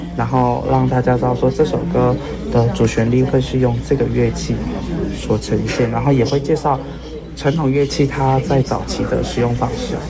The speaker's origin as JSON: {"language": "Chinese", "country": "Taiwan", "said": "我是来自多利部落的青年"}